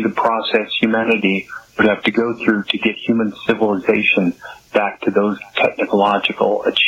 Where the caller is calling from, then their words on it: Minneapolis, Minnesota, United States; I'm from Minneapolis.